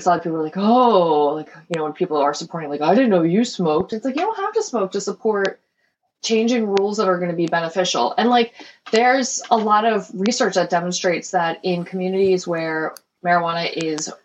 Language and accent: English; Philadelphia, Pennsylvania, United States; born or raised there